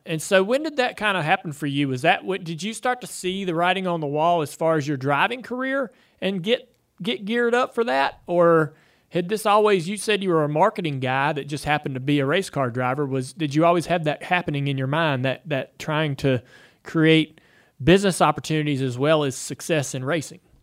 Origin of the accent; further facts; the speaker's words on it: Charlotte, North Carolina, United States; where I grew up here in Charlotte